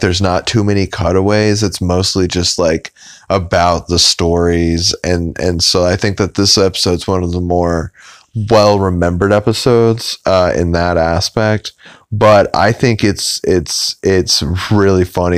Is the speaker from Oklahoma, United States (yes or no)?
yes; Oklahoma, United States; I'm from Oklahoma